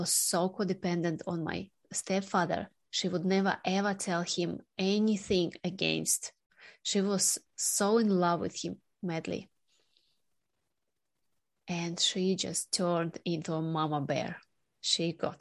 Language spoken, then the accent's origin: English; Sakhalin Oblast, Russia; moved away; also born or lived in Australia; my hometown, Sakhalin Island, just north of Japan